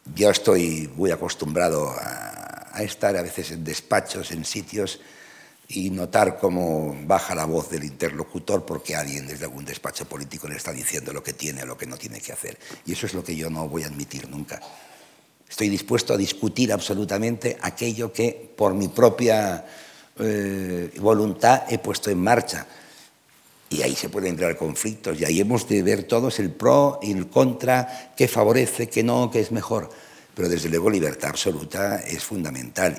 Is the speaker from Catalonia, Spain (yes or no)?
yes; Catalonia, Spain; first language Spanish; also born or lived in Madrid; soy profundamente catalán, enteramente español